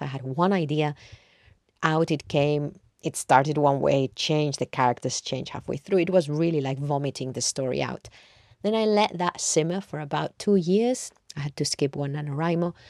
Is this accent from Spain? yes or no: yes; Madrid, Community of Madrid, Spain; moved away as an adult; now in London, United Kingdom; I grew up in Madrid and I've lived in London now for more than half my life